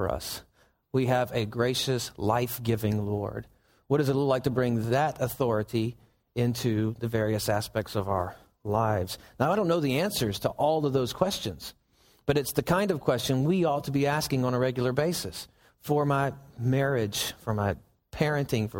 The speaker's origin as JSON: {"language": "English", "region": "Southern United States", "country": "United States", "said": "we're Southerners"}